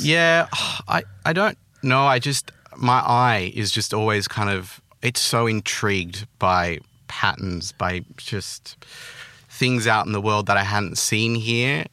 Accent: Australia; accent: Australian; I grew up, I was born there, um, till maybe, like, I don't know, eighteen when I went to uni. So I, that was pretty much my childhood

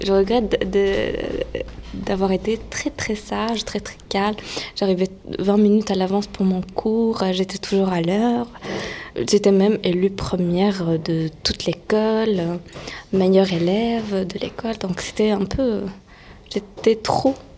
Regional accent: Paris, Île-de-France, France; also born or lived in Syria; J'ai vécu trois ans en Syrie, de l'âge de 4 jusqu'à 7 ans. J'ai fêté mes 8 ans ici en France après

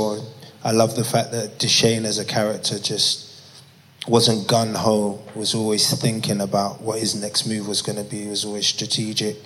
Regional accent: London, United Kingdom; I grew up in Peckham.

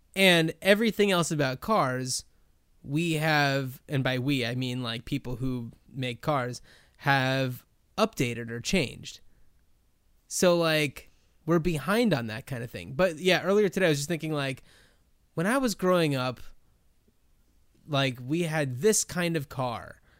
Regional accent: New Jersey, United States; also born or lived in Los Angeles; now in Portland, United States; I grew up in New Jersey

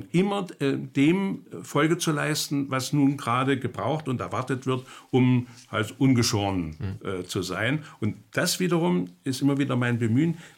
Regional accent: East Germany, Germany; Dann bin ich in der DDR aufgewachsen, habe wieder die Erfahrung gemacht

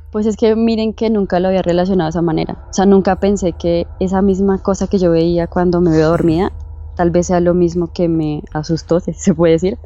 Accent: Bogotá, Colombia; Soy de Bogotá, Colombia.

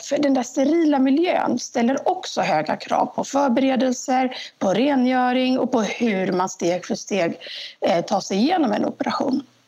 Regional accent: Jönköping, Jönköping County, Sweden; also born or lived in Stockholm; Och då hamnade de i Jönköping. Eh, och så växte jag upp här.

